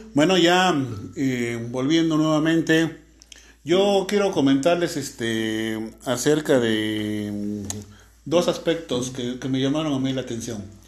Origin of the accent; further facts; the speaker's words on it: Mexico; aquí en México comemos nopales